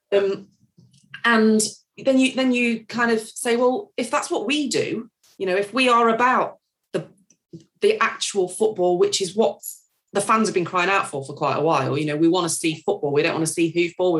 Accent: Nottingham, East Midlands, United Kingdom

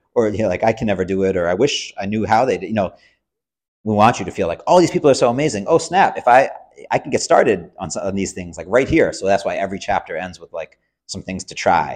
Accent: Cambridge, Massachusetts, United States; I grew up in Cambridge, Massachusetts, so I'm going to Cambridge Public Schools

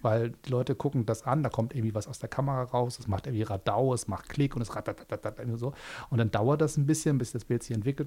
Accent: Hamburg, Germany; als Hamburger in Berlin

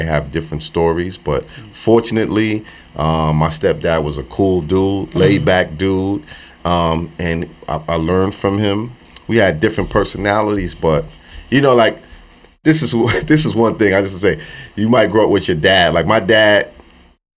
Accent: New York City, New York, United States; born or raised there; also born or lived in Brooklyn, New York

